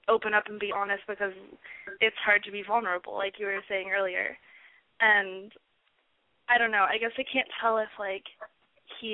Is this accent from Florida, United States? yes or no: no; Orange County, California, United States; I'm from Orange County